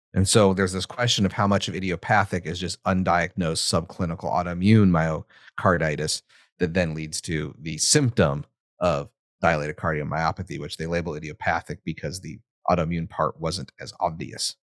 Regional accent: United States; accent: American; my hideous American accent.

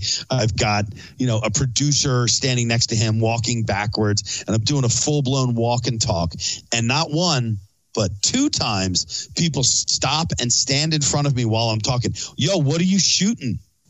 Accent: Philadelphia, Pennsylvania, United States; I'm from Philly.

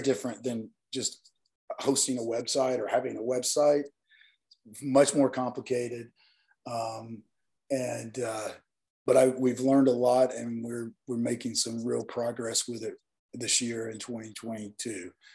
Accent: Northeast Alabama, United States; moved away; growing up in the South and being raised by grandparents that um, just have very strong values about everyone

